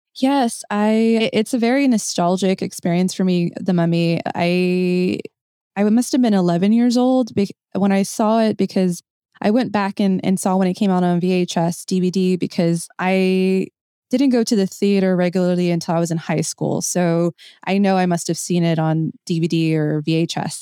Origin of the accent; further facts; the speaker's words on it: United States; my Mexican-American experience